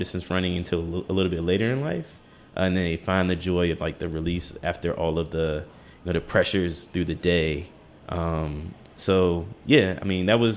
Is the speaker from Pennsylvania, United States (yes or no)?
no; Washington, District of Columbia, United States; Born and raised in Petworth on Webster Street.